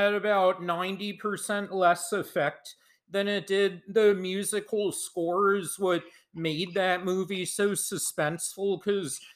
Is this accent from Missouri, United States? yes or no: no; Philadelphia, Pennsylvania, United States; I grew up in Philadelphia